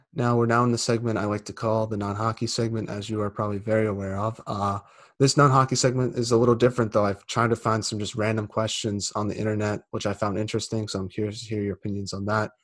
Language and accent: English; United States; I'm American